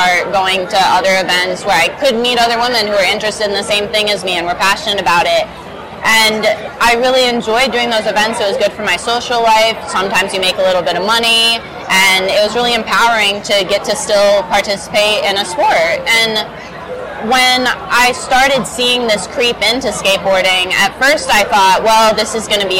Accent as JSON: {"language": "English", "region": "Michigan", "country": "United States", "tie": "born or raised there", "said": "growing up in Michigan"}